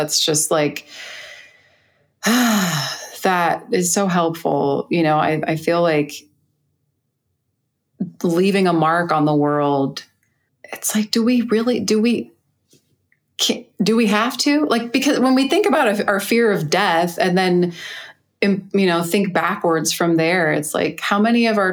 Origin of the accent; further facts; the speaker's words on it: California, United States; moved away; also born or lived in New Jersey; I was in New Jersey, and I'm from California